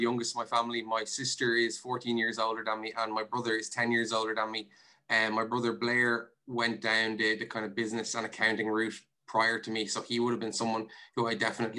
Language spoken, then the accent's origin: English; Meath / North County Dublin border, Leinster, Ireland; I grew up in the countryside on the Meath, North County Dublin border